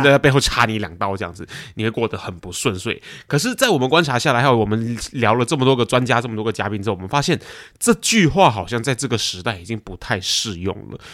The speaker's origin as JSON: {"language": "Chinese", "country": "Malaysia", "tie": "born or raised there", "also_born_or_lived": "Taiwan", "moved": "yes", "lives_now": "Singapore", "said": "我是台湾人，然后呢，我在马来西亚长大"}